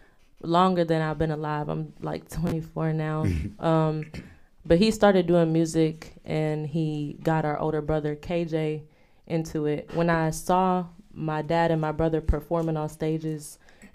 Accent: Louisville, Kentucky, United States; also born or lived in Twin Cities, Minnesota; I'm from Louisville

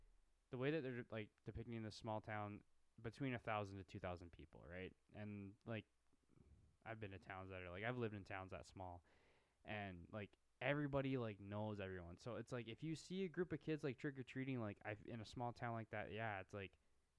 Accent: Midwest, United States; We're from the Midwest

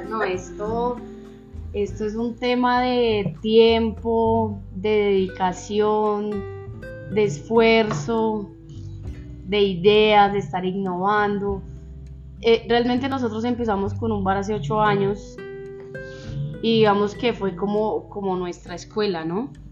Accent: Zipaquirá, Cundinamarca, Colombia; yo nací acá en Zipaquirá, toda la vida he vivido acá en Zipaquirá.

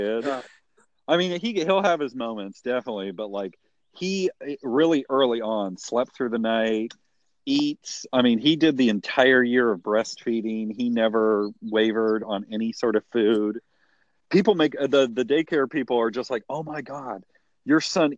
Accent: Ohio, United States; I'm from Ohio.

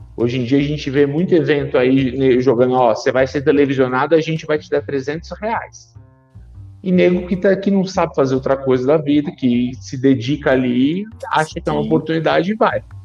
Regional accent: São Caetano do Sul, São Paulo, Brazil; moved away as an adult; also born or lived in Rio de Janeiro; eu voltei à minha cidade natal, eu moro em São Caetano do Sul, São Paulo

